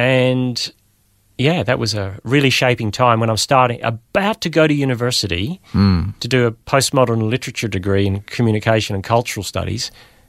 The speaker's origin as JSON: {"language": "English", "country": "Australia", "tie": "born or raised there", "also_born_or_lived": "Belfast, Northern Ireland"}